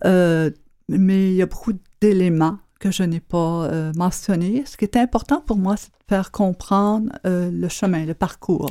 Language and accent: French; Quebec, Canada; j'étais du Québec